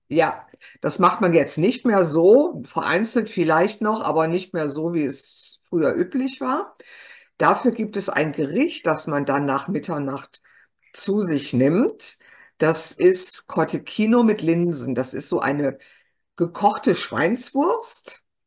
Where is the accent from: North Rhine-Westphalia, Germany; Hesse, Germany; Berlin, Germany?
North Rhine-Westphalia, Germany; Ruhr area; ich bin ja eigentlich Westfale. Ich bin im Kohlenpott geboren.